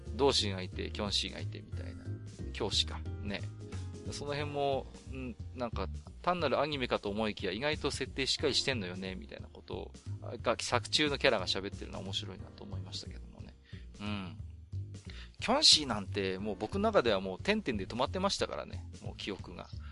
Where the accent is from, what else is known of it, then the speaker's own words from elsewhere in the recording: Iwate, Japan; 私も岩手の人間ですので